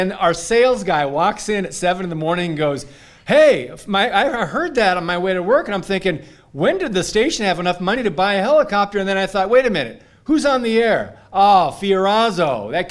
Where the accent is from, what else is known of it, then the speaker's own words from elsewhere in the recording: Iron Mountain, Michigan, United States; I grew up in Iron Mountain, Kingsford, Michigan.